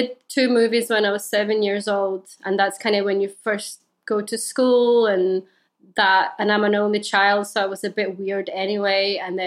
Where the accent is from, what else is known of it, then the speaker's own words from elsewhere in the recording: Slovenia; I grew up in Slovenia